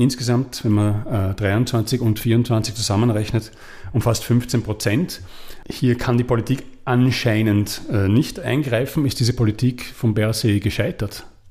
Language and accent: German; Austria; now in Switzerland; ich komme aus Österreich